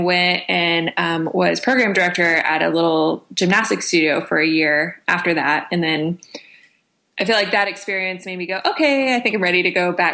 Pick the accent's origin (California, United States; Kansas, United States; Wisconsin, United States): Kansas, United States; Southwest; I grew up in a really small farming community out in Southwest Kansas.